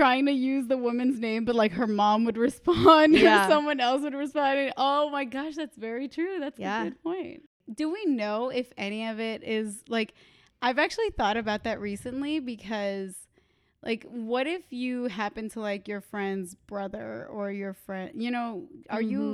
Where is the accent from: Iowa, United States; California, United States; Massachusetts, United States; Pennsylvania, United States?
Massachusetts, United States; Boston; I'm from Boston